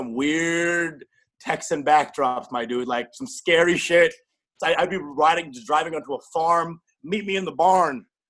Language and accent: English; Canada; born there; Actually, I'm an immigrant. Actually, I was born in Canada.